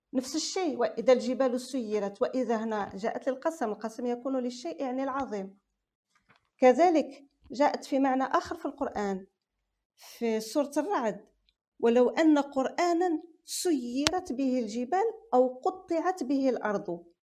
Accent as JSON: {"language": "Arabic", "country": "Algeria", "accent": "Algerian dialect", "said": "احنا عندنا في لهجتنا في الجزائر"}